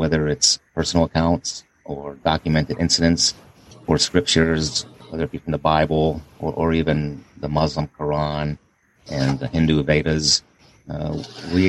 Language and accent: English; Pittsburgh, Pennsylvania, United States; I was raised as a Catholic back in my hometown of Pittsburgh